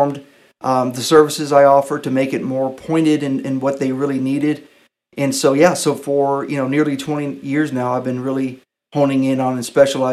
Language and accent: English; Pensacola, Florida, United States; also born or lived in Birmingham, Alabama; I'm from Pensacola, Florida. I was born and raised here.